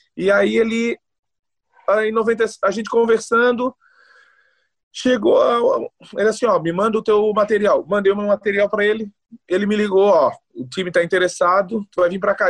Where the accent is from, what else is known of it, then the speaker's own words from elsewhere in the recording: Florianópolis, Santa Catarina, Brazil; moved away as an adult; also born or lived in Northeast Brazil / Goiás; now in Helsinki, Finland; Nascido e criado no Saco dos Limões, aí bem manezinho mesmo